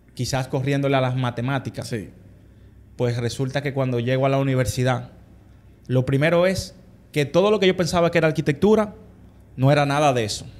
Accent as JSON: {"language": "Spanish", "town": "Santo Domingo", "country": "Dominican Republic", "tie": "born or raised there", "said": "nosotros todos los hermanos somos criados aquí en Santo Domingo."}